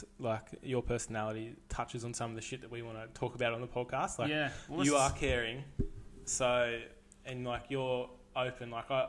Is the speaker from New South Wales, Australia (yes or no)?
yes; Kempsey, New South Wales, Australia; moved away as an adult; now in Gold Coast, Australia; grew up in Kempsey, had a good childhood, had the best childhood you'd ask for, pretty much, with all the boys.